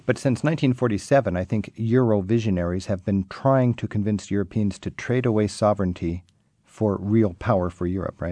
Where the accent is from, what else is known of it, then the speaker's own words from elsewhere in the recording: United States; as an American visiting your country